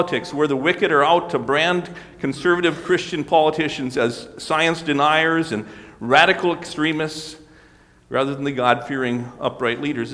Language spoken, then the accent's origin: English; Mackville, United States; moved away; I was back in my hometown this last week here in Mackville